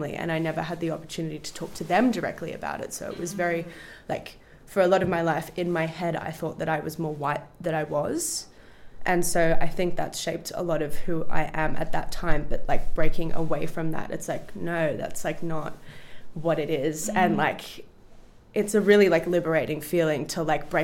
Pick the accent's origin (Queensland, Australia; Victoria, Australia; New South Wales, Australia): Victoria, Australia; Melbourne; I grew up in a very, very white environment, whether like within my family unit, but with also within like where I grew up in Melbourne. I grew up like in a inner east suburbs, like Hawthorne, Camberwell